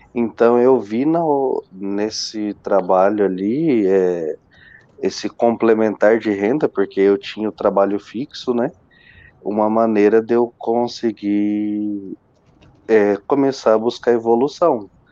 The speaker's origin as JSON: {"language": "Portuguese", "town": "Marília", "region": "São Paulo", "country": "Brazil", "tie": "born or raised there", "moved": "yes", "lives_now": "Joinville, Brazil", "said": "eu sou natural de Marília, né? Marília, São Paulo. Hoje eu resido em Joinville, Santa Catarina"}